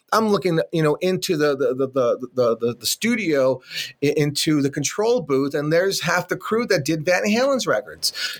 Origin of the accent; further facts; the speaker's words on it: Los Angeles, California, United States; I grew up in Boyle Heights in East Los Angeles.